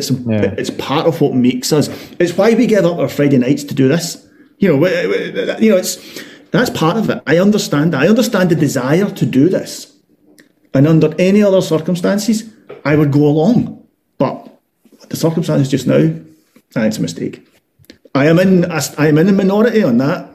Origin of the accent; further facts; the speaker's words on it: Glasgow, Scotland, United Kingdom; as a Glaswegian, as someone living in Glasgow